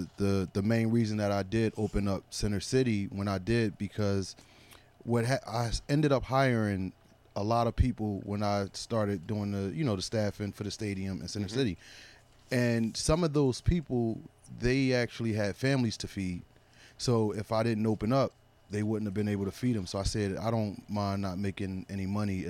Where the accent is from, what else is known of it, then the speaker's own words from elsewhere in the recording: Philadelphia, Pennsylvania, United States; No, I'm from Philadelphia.